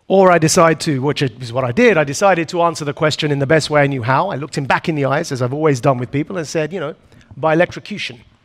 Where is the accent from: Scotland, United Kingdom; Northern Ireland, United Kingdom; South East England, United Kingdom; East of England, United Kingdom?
East of England, United Kingdom; Essex; a boy born and raised in Essex, which is a bit like the New Jersey of the UK